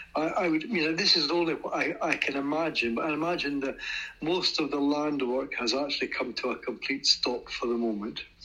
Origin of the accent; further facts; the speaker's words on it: United Kingdom; now in Ukraine; I said I was from Britain